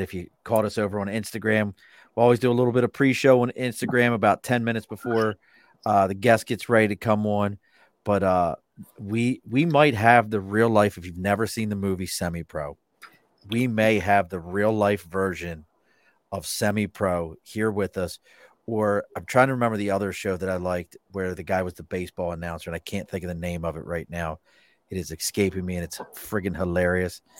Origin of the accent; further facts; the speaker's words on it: Baltimore, Maryland, United States; now in New York, United States; I grew up in Baltimore.